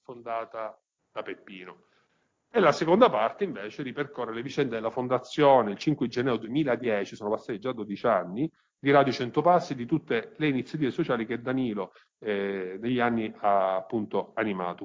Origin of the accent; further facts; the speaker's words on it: Sicily, Italy; da siciliano